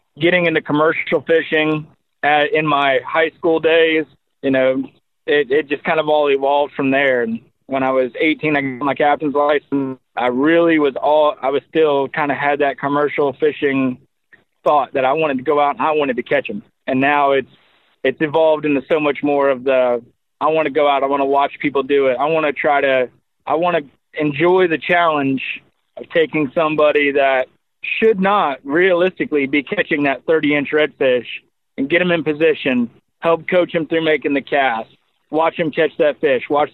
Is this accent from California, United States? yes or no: no; Crystal River, Florida, United States; we grew up here in Crystal River.